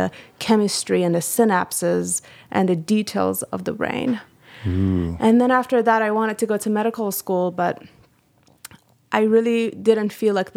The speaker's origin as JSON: {"language": "English", "country": "Iran", "moved": "yes", "said": "I am from Iran"}